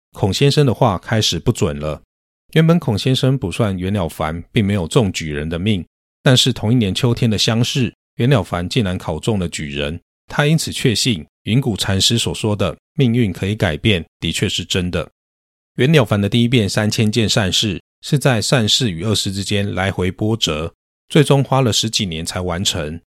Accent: northern Taiwan, Taiwan; 我是北部人，曾经因为公司政策的缘故，被轮调到南部工作

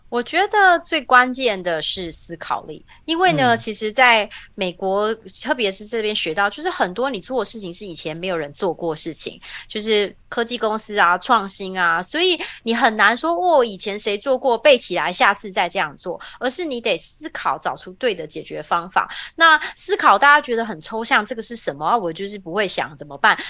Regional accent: Taiwan; moved away as an adult; now in Silicon Valley, United States; 我其实出生在一个台湾很普通的家庭，我爸爸，呃，我妈妈是家庭主妇，然后爸爸在塑胶工厂工作

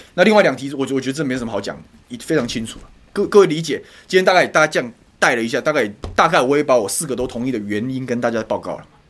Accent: Taoyuan, Taiwan; 我桃园人的环境就这样被人家卖掉啊！

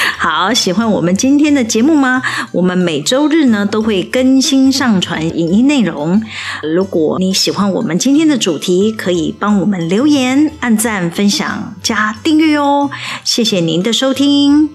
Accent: Taiwan; 我们台湾真的没有办法给这个年轻人一个很好的就业机会

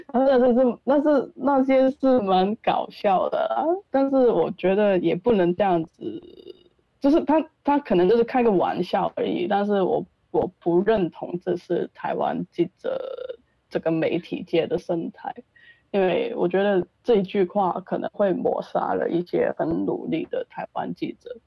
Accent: Hong Kong; moved away as an adult; also born or lived in Taiwan; 我是一个香港来到了台湾

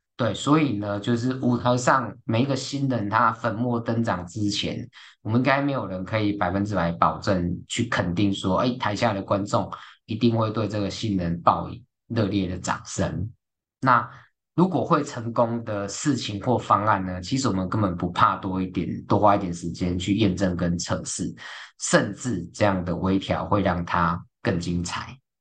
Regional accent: Taiwan; 在我们台湾人的文化或者观念里面

